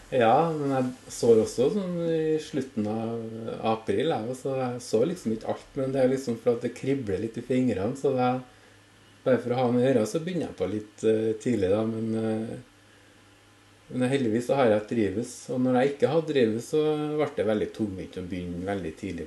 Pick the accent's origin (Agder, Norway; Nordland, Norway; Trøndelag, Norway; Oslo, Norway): Trøndelag, Norway; Orkanger; jeg kommer fra Orkanger